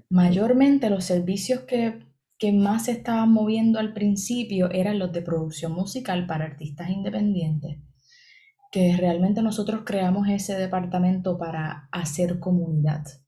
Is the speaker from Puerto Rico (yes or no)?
yes; Puerto Rico; born or raised there